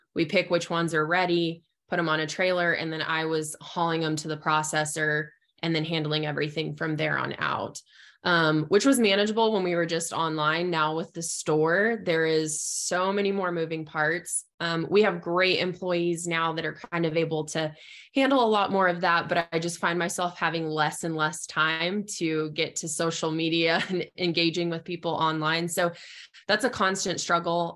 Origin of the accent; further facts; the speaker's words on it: southeastern Arizona, United States; moved away as an adult; also born or lived in eastern Oklahoma / Lubbock, Texas / Amarillo, Texas; now in Clovis, New Mexico, United States; I am originally from Arizona, so I was born and raised in southeastern Arizona